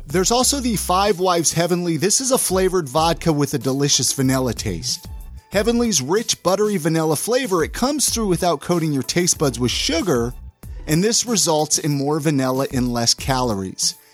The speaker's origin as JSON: {"language": "English", "town": "Ventura", "region": "California", "country": "United States", "tie": "born or raised there", "moved": "yes", "lives_now": "Utah, United States", "said": "I grew up down in Ventura"}